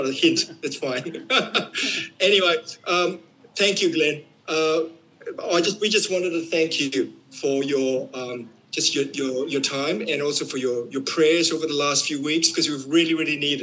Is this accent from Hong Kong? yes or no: no; Queensland, Australia; we're from Queensland